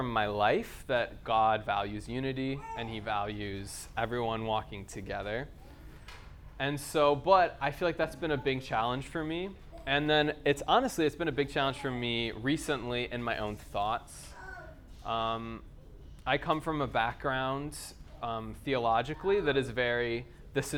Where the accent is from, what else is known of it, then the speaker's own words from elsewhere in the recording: United States; accent: American; moved away; if you can't tell from my accent, I'm from America.